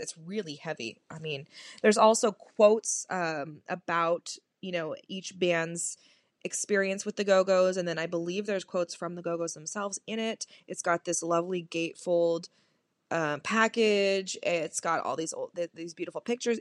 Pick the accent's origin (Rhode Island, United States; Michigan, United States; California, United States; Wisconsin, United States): California, United States; moved away as an adult; now in Detroit area, United States; I'm from California